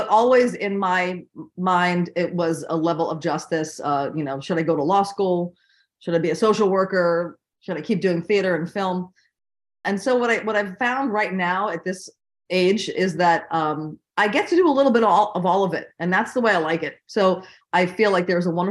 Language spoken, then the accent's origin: English; Miami, Florida, United States; moved away as an adult; also born or lived in Manhattan, New York; now in East Hampton, United States; I was born in Manhattan, but I was raised in Miami.